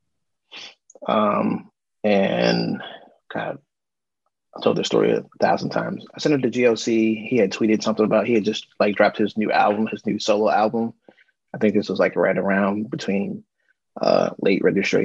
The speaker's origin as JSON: {"language": "English", "town": "Frederick", "region": "Maryland", "country": "United States", "said": "I'm a guy from Frederick, Maryland."}